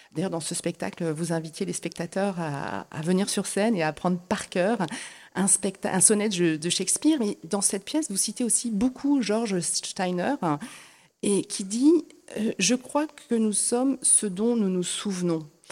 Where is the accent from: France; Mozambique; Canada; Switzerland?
France; chez nous en France